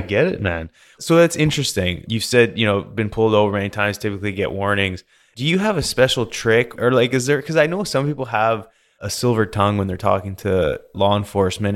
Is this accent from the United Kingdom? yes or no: no; British Columbia, Canada; accent: Canadian; moved away as an adult; also born or lived in Alberta; now in United States; growing up in Canada and B C there